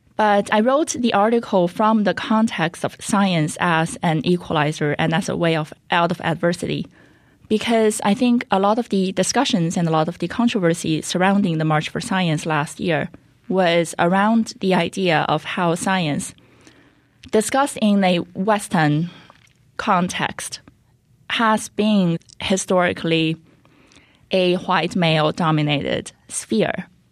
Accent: China; moved away as an adult; now in United States; I was born and raised in China

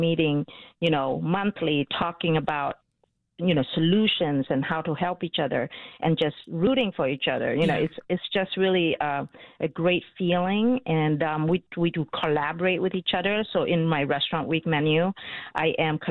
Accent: Vietnam; now in Chicago, United States; when we grew up in Vietnam

